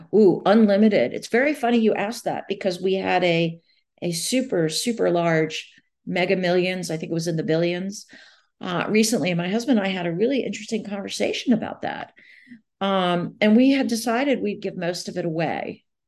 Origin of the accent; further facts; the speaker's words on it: Long Island, New York, United States; I grew up on Long Island, the South Shore of Long Island